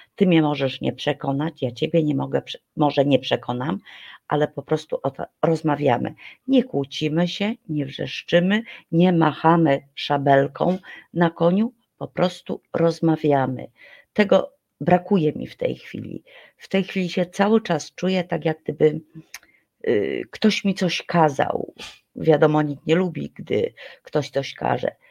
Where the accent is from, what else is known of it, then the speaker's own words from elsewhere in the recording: Poland; my Polacy